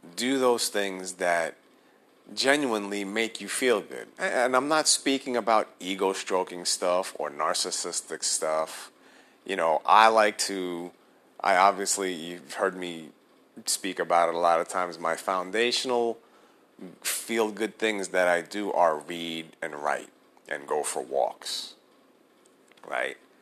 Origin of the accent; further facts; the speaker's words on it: New York City, New York, United States; now in New Jersey, United States; Born and raised in New York City, I currently live in New Jersey.